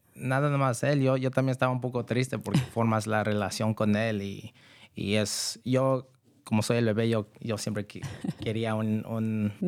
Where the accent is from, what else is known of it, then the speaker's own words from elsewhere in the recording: Novato, California, United States; also born or lived in San Rafael; yo nací aquí. Este, yo he vivido en el condado por toda mi vida y yo crecí en Novato